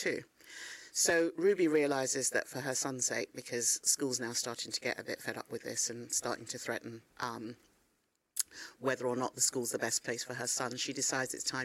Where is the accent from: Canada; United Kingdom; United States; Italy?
United Kingdom; London; also born or lived in Ghana; I was growing up in Northwest London